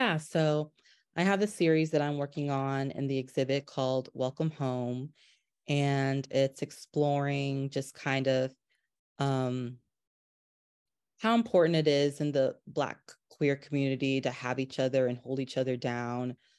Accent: North Carolina, United States; growing up in North Carolina

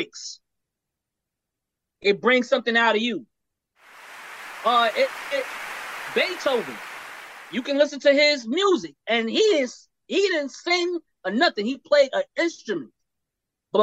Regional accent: Brooklyn, New York, United States; I'm from Brooklyn

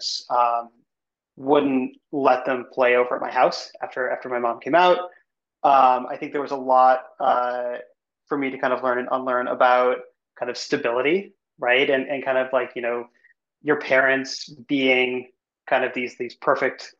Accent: Evanston, Illinois, United States; I grew up in Chicago, suburb outside of Chicago called Evanston

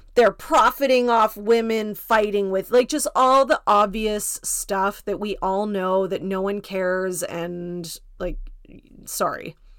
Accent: Canada; I'm Canadian, so my Thanksgiving is in October.

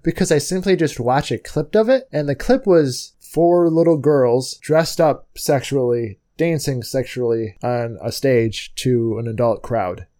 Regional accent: United States; I'm American

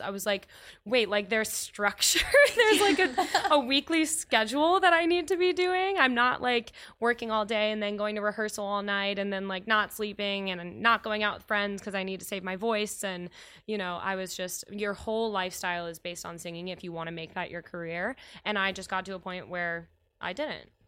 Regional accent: Cincinnati, Ohio, United States; moved away as an adult; also born or lived in Indiana; now in Chicago, United States; I am from Cincinnati, and I, um, went to school there

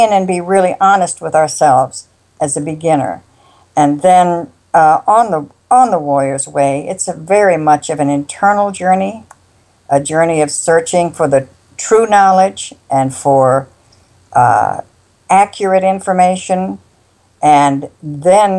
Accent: South Dakota, United States; I was raised in South Dakota

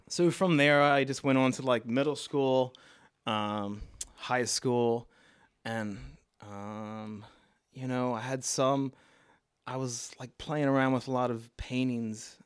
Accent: Baltimore, Maryland, United States; accent: Baltimore; moved away as an adult; also born or lived in San Bernardino, California / Miami; now in New York, United States; I grew up in Baltimore with my grandparents and my mother

